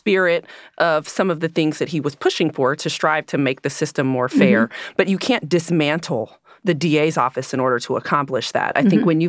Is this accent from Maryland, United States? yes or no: no; California, United States; I grew up in the East